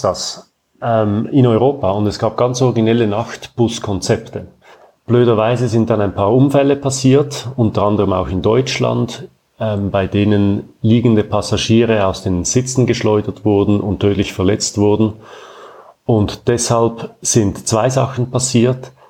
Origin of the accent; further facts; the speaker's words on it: Zurich, Switzerland; Ich bin in Zürich geboren und aufgewachsen und lebe weiterhin hier